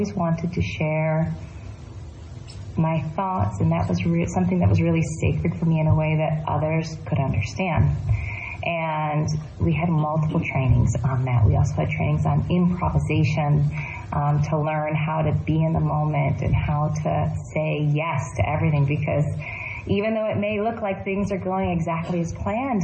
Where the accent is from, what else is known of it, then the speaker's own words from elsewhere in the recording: Michigan, United States; now in Davis, United States; I am from the Michigan region, and that's the Anishinaabe region